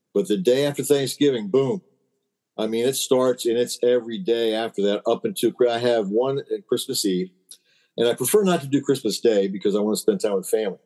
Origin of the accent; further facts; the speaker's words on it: Maryland, United States; I'm from Maryland